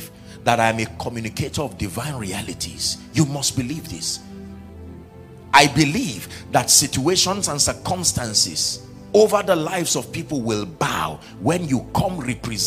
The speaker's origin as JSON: {"language": "English", "country": "Nigeria", "said": "I'm a Nigerian"}